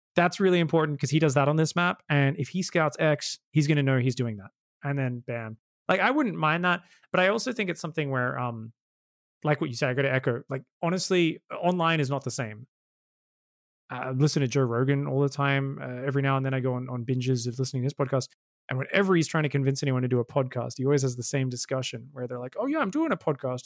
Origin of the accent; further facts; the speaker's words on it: Australia; being Australian